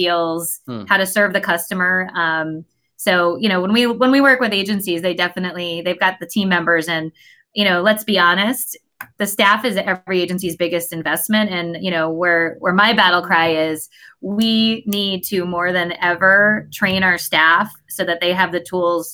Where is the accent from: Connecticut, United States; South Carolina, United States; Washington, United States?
Connecticut, United States; I grew up in Connecticut